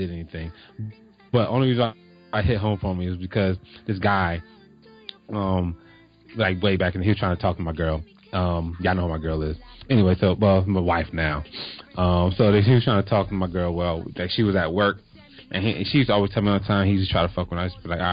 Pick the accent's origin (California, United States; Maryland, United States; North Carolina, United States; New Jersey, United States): New Jersey, United States; now in Atlanta, United States; I'm from Jersey